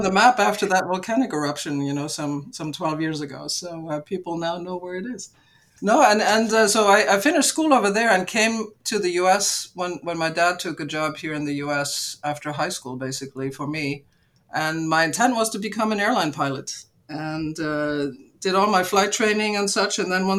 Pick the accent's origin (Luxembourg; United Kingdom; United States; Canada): Luxembourg; And I grew up in Luxembourg originally because my father was part of the bunch of Icelanders that helped start Cargolux at the time in Luxembourg, so that's the reason for my upbringing over there.